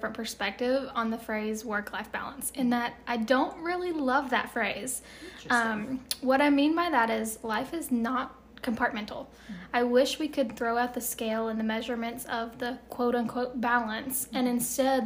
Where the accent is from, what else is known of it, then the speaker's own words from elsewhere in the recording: Chattanooga, Tennessee, United States; I was born and raised in Chattanooga, Tennessee